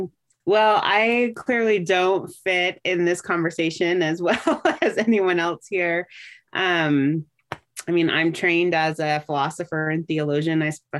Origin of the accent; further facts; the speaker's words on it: Monterey Bay Area, California, United States; I was raised in the Monterey Bay Area, just not too far from Santa Cruz.